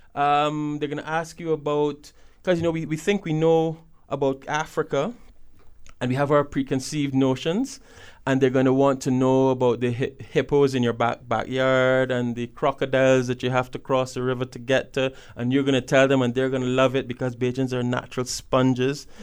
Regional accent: Barbados; now in Kenya

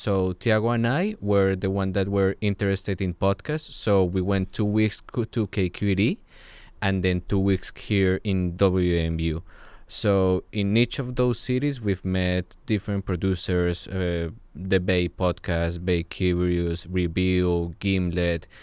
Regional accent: Colombia; I'm from Colombia

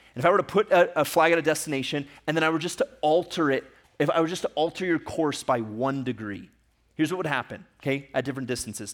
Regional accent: Ecuador; moved away; I grew up in Ecuador

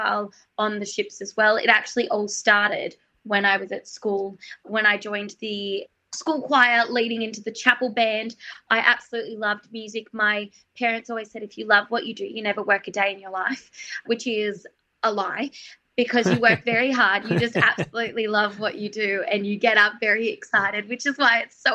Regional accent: Australia; My Aussiness was coming through

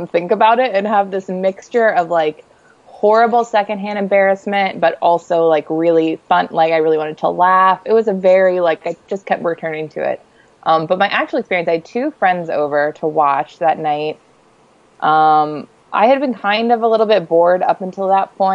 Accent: St. Louis, Missouri, United States; now in Chicago, United States; I'm from St. Louis, so I'm pretty chill about tornadoes

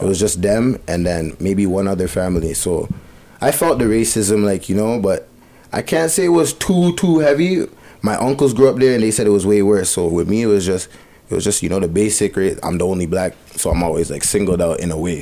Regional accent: Bowmanville, Ontario, Canada; born or raised there; also born or lived in Etobicoke / Malton

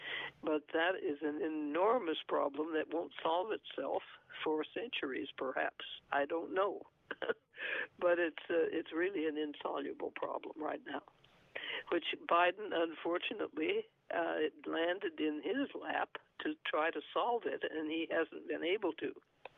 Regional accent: New Mexico, United States; born there; and I was born in New Mexico, and yes. New Mexico is also, I think, at least probably 60% Hispanic.

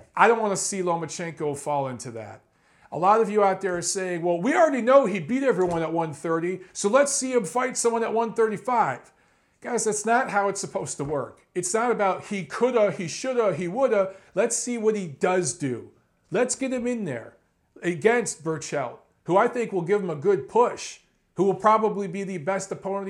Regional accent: Detroit, Michigan, United States; I'm from Detroit, right next to Canada

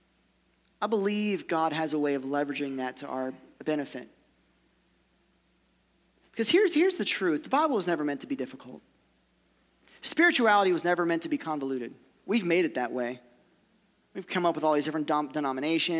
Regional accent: Ohio, United States; also born or lived in Kentucky; I'm from Ohio

